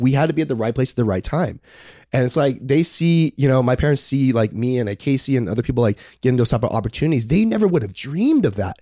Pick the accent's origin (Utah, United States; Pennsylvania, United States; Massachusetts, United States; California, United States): California, United States; Palos Verdes; also born or lived in Torrance, California; we have a, a, house up there, and that's where I grew up